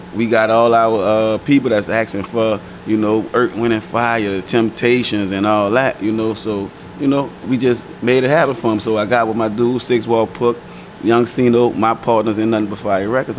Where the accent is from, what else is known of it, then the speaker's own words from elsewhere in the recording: New Orleans, Louisiana, United States; I'm from New Orleans, from the Nine Water Wild Desire Project